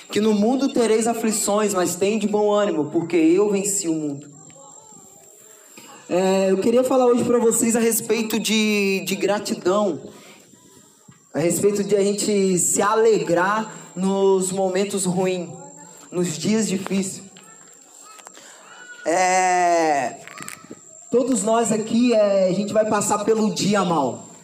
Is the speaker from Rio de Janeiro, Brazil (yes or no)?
yes; Rio de Janeiro, Brazil; now in São José de Piranhas, Brazil; Vim do Rio de Janeiro, já estou aqui em São José de Piranhas desde março.